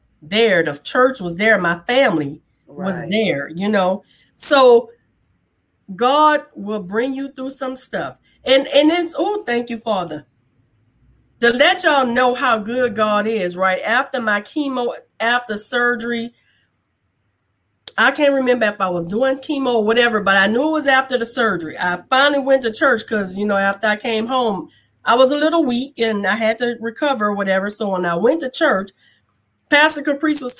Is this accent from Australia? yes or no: no; New Orleans, Louisiana, United States; moved away; also born or lived in Hawaii; I am from New Orleans, Louisiana.